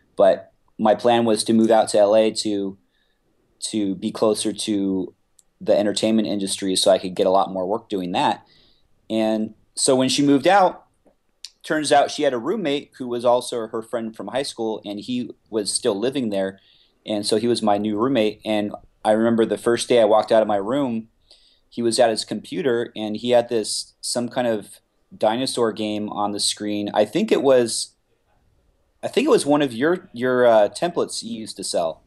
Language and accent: English; Simi Valley, California, United States; also born or lived in Los Angeles; my hometown, which is Simi Valley